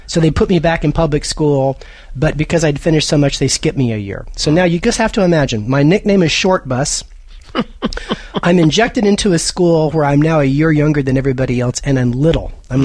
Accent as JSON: {"language": "English", "town": "Lubbock", "region": "Texas", "country": "United States", "tie": "born there", "said": "Well, I was born in Lubbock, Texas"}